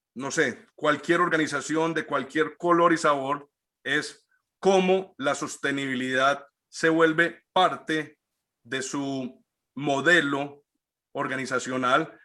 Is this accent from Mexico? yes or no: no; Colombia; todos los que somos colombianos